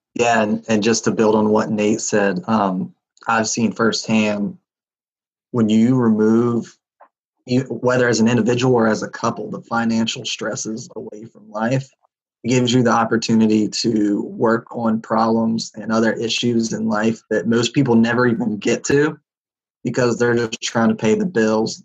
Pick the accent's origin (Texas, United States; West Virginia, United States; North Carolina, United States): West Virginia, United States; I'm from West Virginia, which is a pretty poor state out uh, here on the East Coast